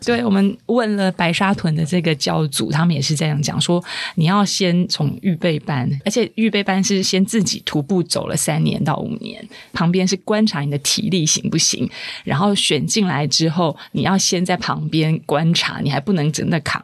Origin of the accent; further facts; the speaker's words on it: Taipei, Taiwan; 我们是台北人啊